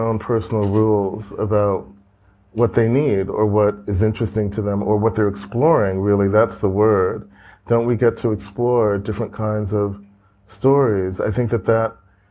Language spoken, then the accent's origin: English; United States; as an American